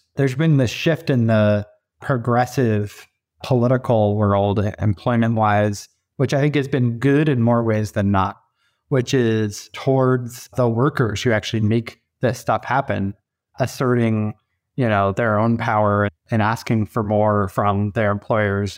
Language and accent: English; east of Sacramento, California, United States; moved away; I grew up about as far away as you could be other than maybe Alaska and Sacramento, California, uh, on the other side of the country in a small suburban community, east of Sacramento